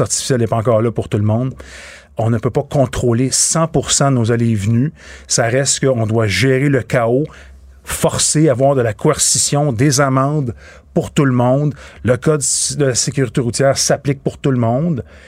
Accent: Boucherville, Quebec, Canada; je viens de Boucherville.

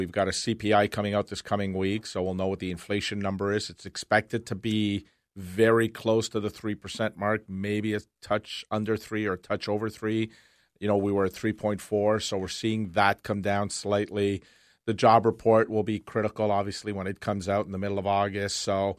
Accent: Canada; it's disappointing as a Canadian to see our government officials.

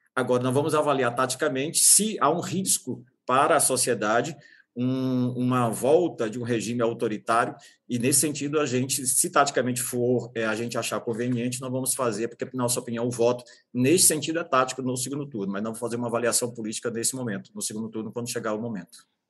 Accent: Northeast Region, Brazil; now in São Paulo, Brazil; sou nordestino

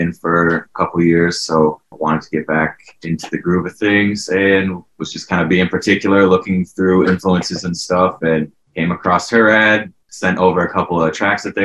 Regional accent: Maine, United States; moved away; also born or lived in Connecticut; I'm actually born in Connecticut, and I grew up in Maine most of my life on a dairy farm

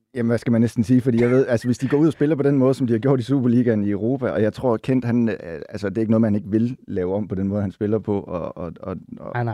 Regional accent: Silkeborg, Central Denmark Region, Denmark; now in Copenhagen, Denmark; jeg kommer fra Silkeborg

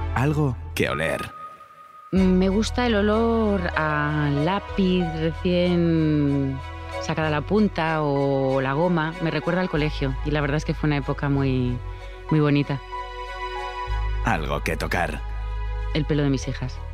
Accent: Madrid, Community of Madrid, Spain; moved away; also born or lived in Alicante; nosotros somos madrileños, pero pasamos muchos años en Alicante

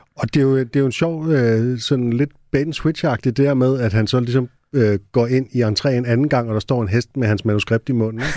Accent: Næstved, Zealand, Denmark; jeg var født i Næstved

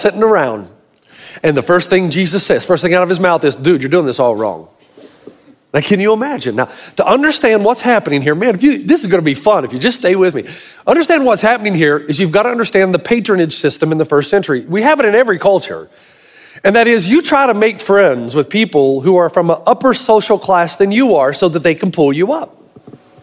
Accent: Tennessee, United States; also born or lived in Southern California; now in Australia; I'm a hick from Tennessee

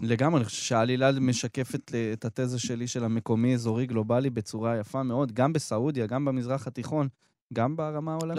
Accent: Israel; שלנו כ- כישראלים

